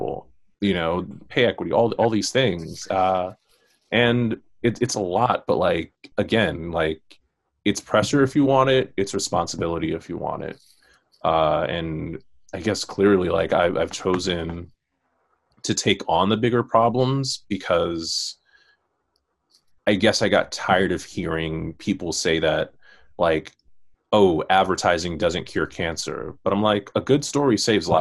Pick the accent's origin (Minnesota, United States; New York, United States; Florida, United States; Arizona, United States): New York, United States; New York City; growing up in Queens, growing up in Far Rockaway